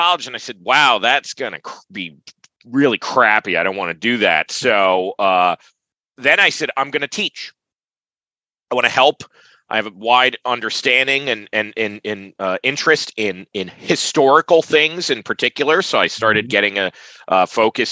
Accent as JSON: {"language": "English", "region": "upstate New York", "country": "United States", "tie": "born or raised there", "also_born_or_lived": "Plattsburgh, New York", "said": "I'm from upstate New York. In terms of where I grew up, I was born in New York City"}